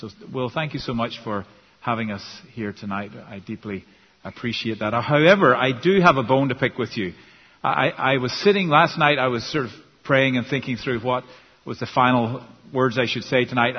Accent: Northern Ireland, United Kingdom; first language English; now in United States; I'm from Northern Ireland originally

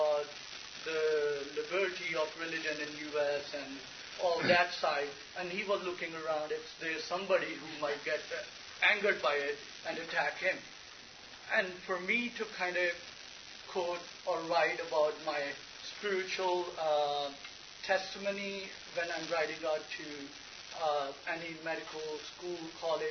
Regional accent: Pakistan; moved away as an adult; also born or lived in East Coast, United States; now in Dayton, Ohio, United States; I'm originally from Pakistan

